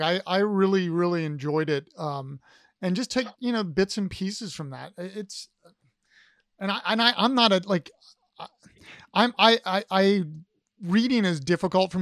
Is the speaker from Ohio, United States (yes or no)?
yes; Ohio, United States; I'm an Ohio guy